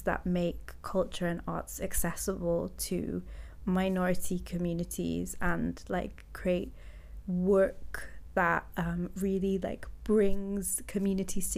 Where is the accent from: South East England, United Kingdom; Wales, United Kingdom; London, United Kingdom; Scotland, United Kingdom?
Wales, United Kingdom; I'm Welsh born and Welsh raised